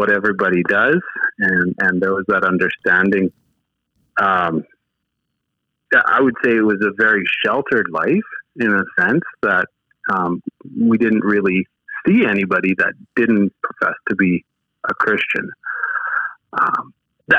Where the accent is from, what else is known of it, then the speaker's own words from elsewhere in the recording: Riverton, Manitoba, Canada; now in Saskatchewan, Canada; Born and raised in Manitoba, and somehow found my way over to Saskatchewan over the time.